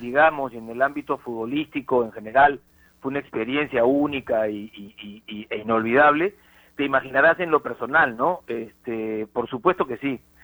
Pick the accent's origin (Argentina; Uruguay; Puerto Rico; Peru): Peru; uno peruano